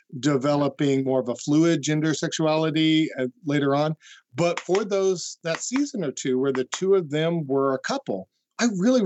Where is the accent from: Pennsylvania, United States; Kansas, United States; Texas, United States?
Kansas, United States; moved away; I'm originally from Kansas